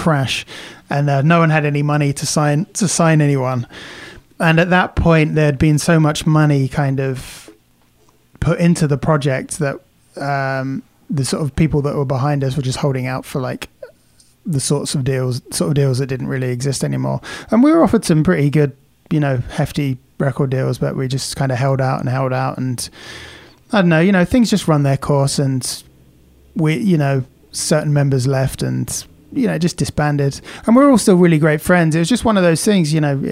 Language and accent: English; England, United Kingdom; moved away as an adult; now in California, United States; I never really felt like I was English living in England anyway. So it was like, when I moved here, I kind of felt more at home here than I did in England